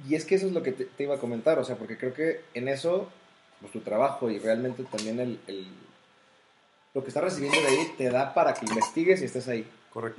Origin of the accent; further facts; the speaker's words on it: Mexico; como el mexicano promedio que somos